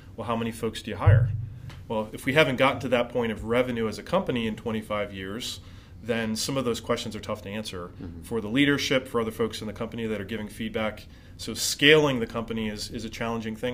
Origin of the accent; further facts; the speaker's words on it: West Chester, Pennsylvania, United States; I'm from Chester County, from uh, Westchester originally